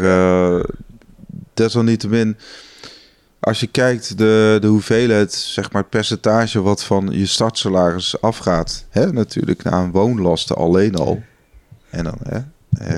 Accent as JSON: {"language": "Dutch", "country": "Netherlands", "said": "wij als Nederlander"}